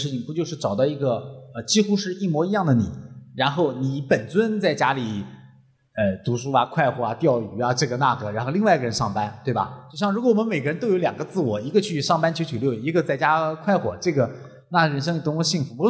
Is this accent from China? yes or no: yes; China; 我常想一个问题：为什么我们中国人很难做减法？